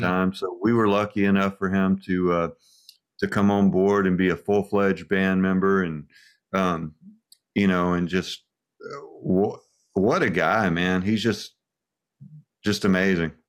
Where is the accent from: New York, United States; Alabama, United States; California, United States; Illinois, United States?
Alabama, United States; Birmingham; I'm a hillbilly from Alabama